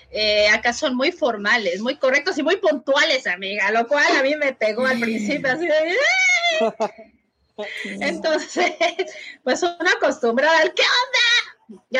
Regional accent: Mexico; now in Chile; los mexicanos. ¡Ay, qué onda! Y que nosotros abrazamos

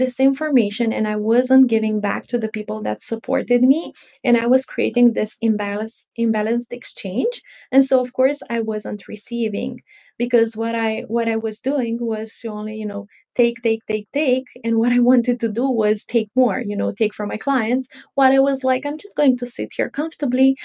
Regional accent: Romania; I am from Romania.

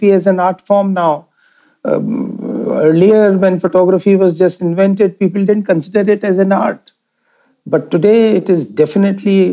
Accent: Jaipur, Rajasthan, India; I'm born and brought up in Rajasthan, in Jaipur.

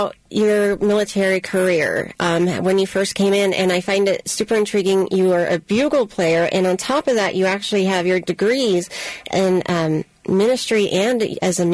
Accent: Louisville, Kentucky, United States; I was born in Louisville

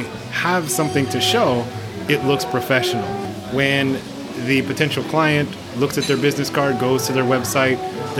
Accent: United States; moved away; I'm from America

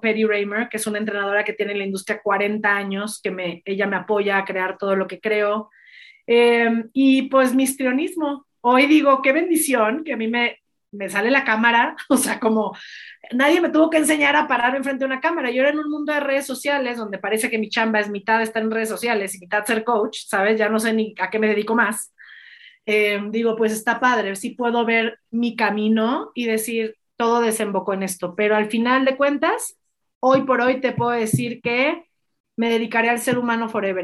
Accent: Mexico; me considero un líder en mi país

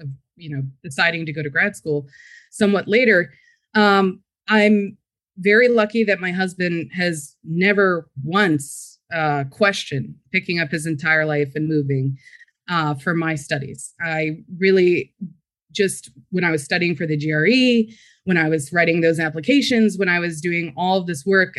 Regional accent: Frederick, Maryland, United States; I was born and raised in Frederick, Maryland.

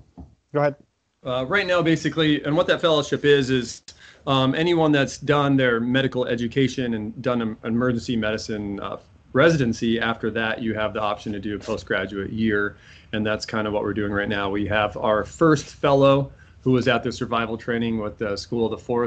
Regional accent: Iowa, Minnesota, Midwest, United States; moved away as an adult; also born or lived in Omaha, Nebraska / Springfield, Massachusetts; now in New Hampshire, United States; I'm a Midwest transplant overall. I grew up in Iowa, Minnesota. I was born on the north shores of Minnesota

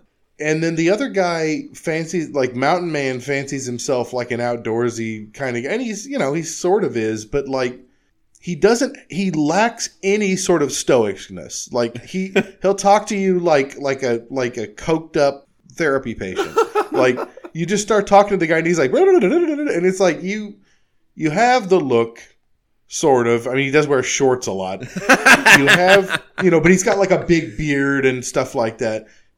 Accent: California, United States; No, I grew up in California.

